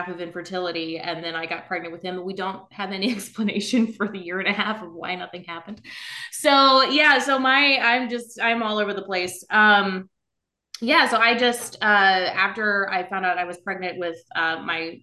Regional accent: South Louisiana, United States; now in Northern Virginia, United States; I'm originally from South Louisiana

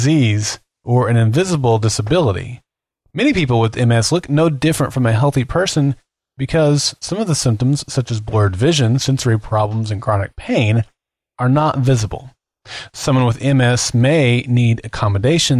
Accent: Oklahoma City, Oklahoma, United States; here in my hometown of Oklahoma City

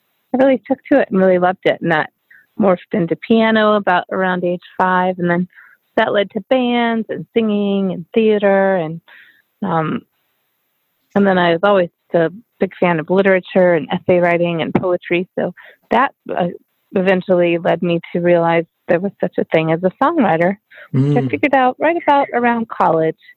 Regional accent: New Mexico, United States; also born or lived in Los Angeles, California; now in Nashville, United States; Tend to consider myself from California, but really the truth is I'm from New Mexico.

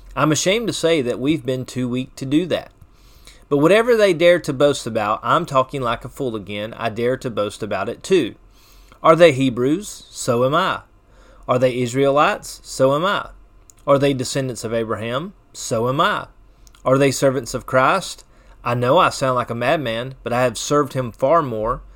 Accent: Chesnee, South Carolina, United States; I'm from Chesney

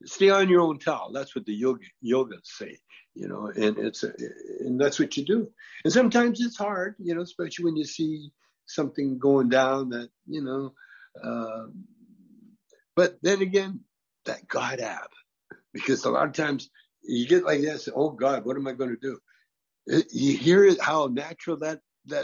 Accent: Canada; now in California, United States; I grew up in Canada

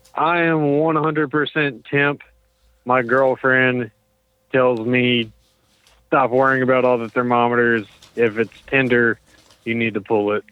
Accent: Pensacola, Florida, United States; We're from Pensacola

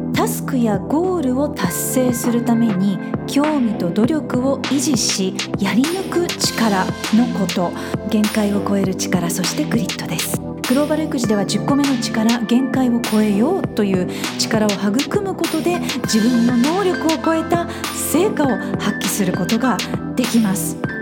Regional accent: Fukuoka, Japan; moved away; 私の出身地の福岡

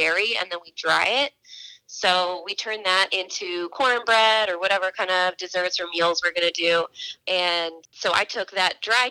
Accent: Maryland, United States; moved away; I am from the Chesapeake Bay in Maryland

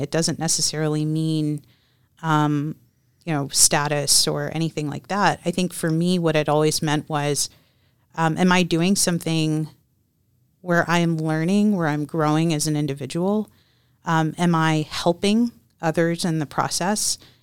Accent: Texas, United States; I grew up, I was born and raised in Texas

